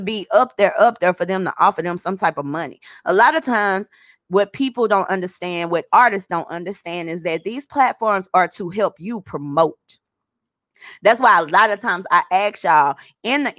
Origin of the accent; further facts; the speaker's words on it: Arkansas, United States; I'm from Arkansas